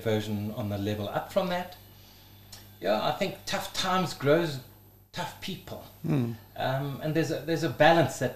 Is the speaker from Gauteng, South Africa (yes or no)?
yes; Johannesburg, Gauteng, South Africa; we grew up in Blegauri, when it was still Bosveld, like where Four Ways used to be, just Bushveld. Grew up in Parkhurst as a start, and then we moved out into the wilderness